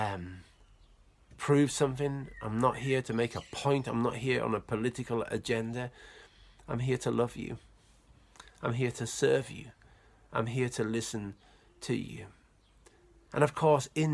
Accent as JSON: {"language": "English", "area": "Cumbria", "region": "North West England", "country": "United Kingdom", "said": "I'm Cumbrian, I'm from England, I was born in England"}